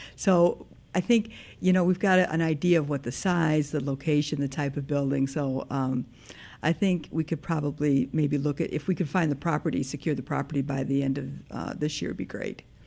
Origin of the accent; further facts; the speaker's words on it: Park Ridge, Illinois, United States; now in Northfield, United States; I am from Park Ridge